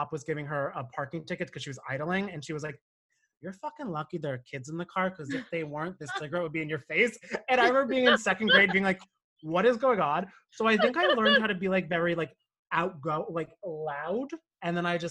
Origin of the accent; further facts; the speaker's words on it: Cranford, New Jersey, United States; moved away as an adult; also born or lived in Monmouth County, New Jersey; now in Brooklyn, United States; I grew up in Union County, so like Cranford.